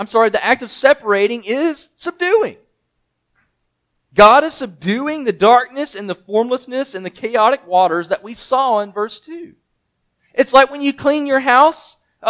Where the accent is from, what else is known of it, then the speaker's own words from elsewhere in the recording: Mississippi, United States; moved away; I'm from Mississippi, so I didn't get a lot of snow